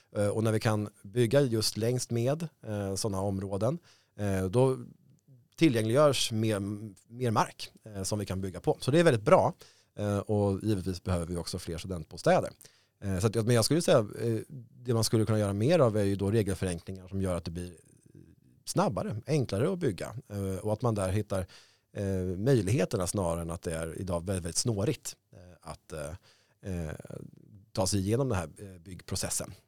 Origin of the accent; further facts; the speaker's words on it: Stockholm, Stockholm County, Sweden; jag är född i Stockholm. Eh, det här är liksom min stad